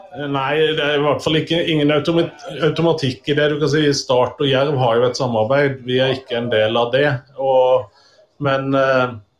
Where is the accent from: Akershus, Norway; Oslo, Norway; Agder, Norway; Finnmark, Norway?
Agder, Norway; Tvedestrand; jeg er ikke Arendalsmann, og det stemmer, jeg er fra Tvedestrand